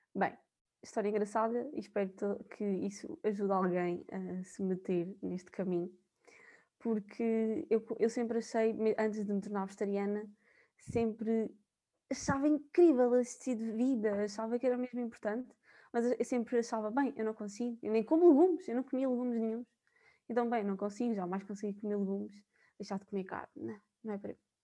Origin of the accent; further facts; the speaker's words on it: São João da Pesqueira, Viseu, Portugal; moved away as an adult; now in Coimbra, Portugal; eu sou de São João da Pesqueira, duvido que conheçam, mas é da zona de Viseu